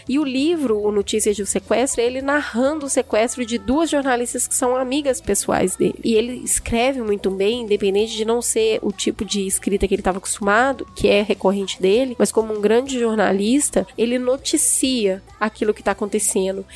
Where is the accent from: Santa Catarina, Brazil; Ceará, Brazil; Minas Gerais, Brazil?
Minas Gerais, Brazil; now in São Paulo, Brazil; como uma boa mineira